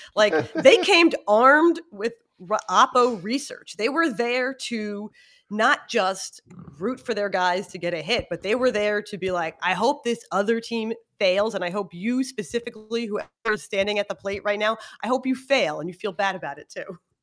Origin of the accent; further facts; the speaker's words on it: Philadelphia, Pennsylvania, United States; I'm from Philly